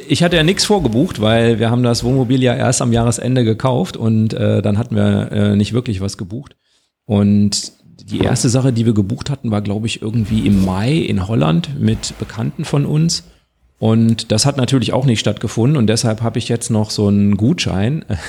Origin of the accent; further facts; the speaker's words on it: North Rhine-Westphalia, Germany; wir kommen ja alle aus NRW